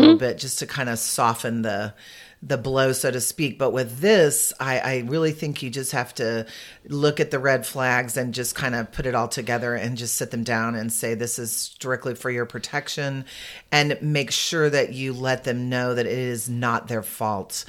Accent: San Antonio, Texas, United States; I'm from San Antonio, and I've been in senior living

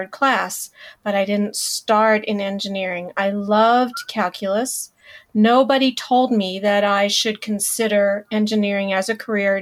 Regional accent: Hampton, Virginia, United States; I grew up in Hampton, Virginia

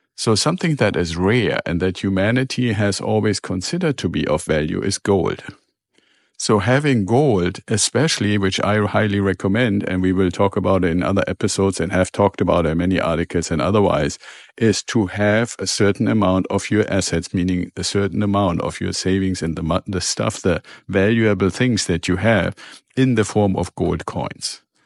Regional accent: Germany; moved away; I'm originally from Germany

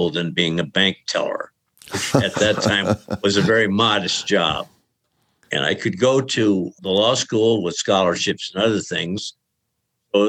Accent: Short Hills, New Jersey, United States; also born or lived in Queens, New York / Millburn, New Jersey; Then we moved over to New Jersey, first Millburn and then Short Hills. That's where I grew up

